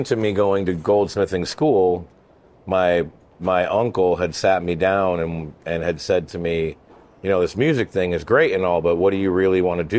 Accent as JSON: {"language": "English", "region": "Vermont", "country": "United States", "tie": "born or raised there"}